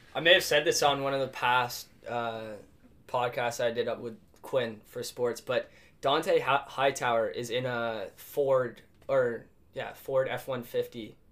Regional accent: Ottawa, Ontario, Canada; moved away as an adult; now in Montreal, Canada; I grew up in Ottawa.

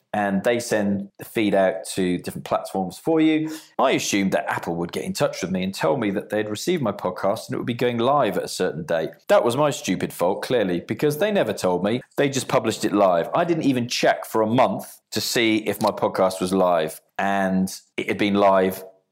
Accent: Bournemouth, South West England, United Kingdom; here in my hometown of Bournemouth

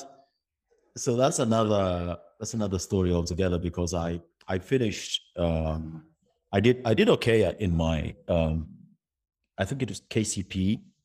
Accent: Kenya; I moved from the Kenyan system to, uh, uh, the, the British, uh, school, schooling system

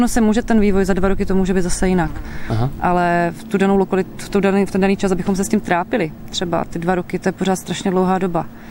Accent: Moravian Slovakia, Czechia; moved away as an adult; now in Liptál, Czechia; já pocházím ze Slovácka a poslední dva roky si nás manžel převezl sem na Valašsko

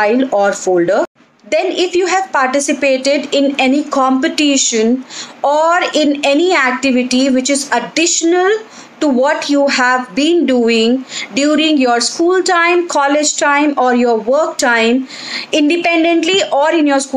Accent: India; we being an Indian

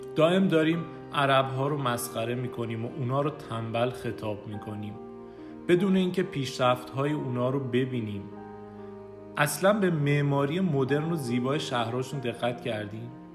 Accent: Iran; ما ایرانی‌ها

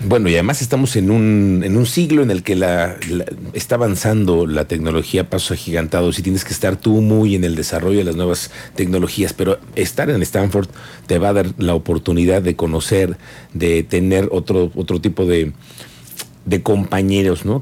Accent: Mexico; soy mexicano

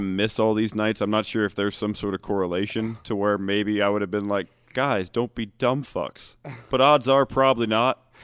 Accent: Ohio, United States; I'm also from Ohio

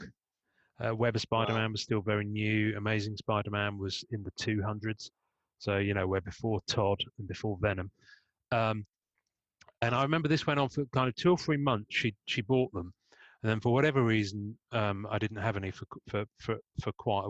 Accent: Devon, South West England, United Kingdom; accent: English; I'm in the UK and I grew up in Devon.

